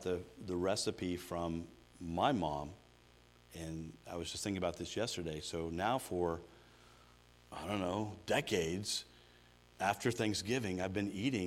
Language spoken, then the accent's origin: English; Georgia, United States; moved away as an adult; I grew up in Georgia